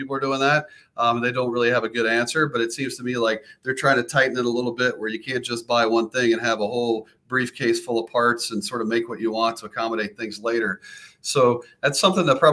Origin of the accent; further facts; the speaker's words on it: the South, United States; moved away as an adult; now in South Dakota, United States; I'm originally a Southern boy. So it's definitely a little bit different. Good pheasant hunting and good varmint hunting, but a little bit different than where I grew up in the South